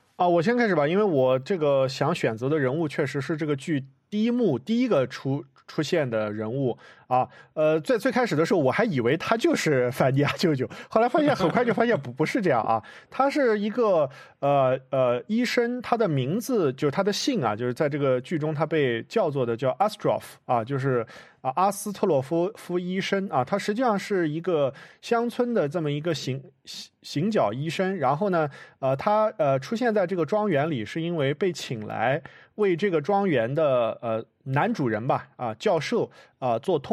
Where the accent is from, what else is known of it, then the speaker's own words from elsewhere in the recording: China; 像我一样在中国出生长大